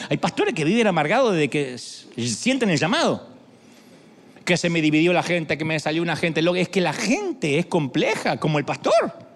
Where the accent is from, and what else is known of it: Argentina; now in United States